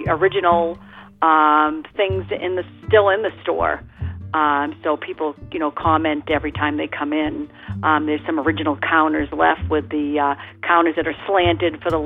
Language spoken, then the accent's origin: English; Hudson, New Hampshire, United States; now in Piermont, United States; I live in Piermont right now, and I am originally from Hudson, New Hampshire.